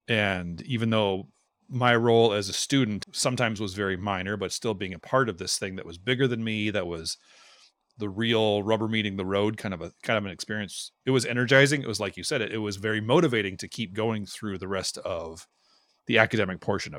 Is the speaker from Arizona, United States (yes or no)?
no; Minnesota, United States; I'm from Minnesota. I don't know these things.